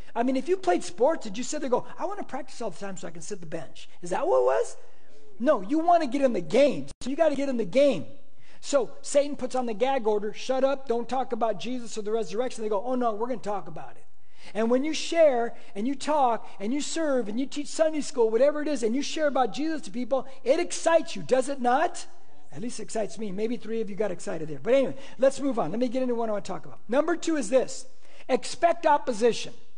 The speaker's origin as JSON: {"language": "English", "country": "United States", "said": "I'm an American"}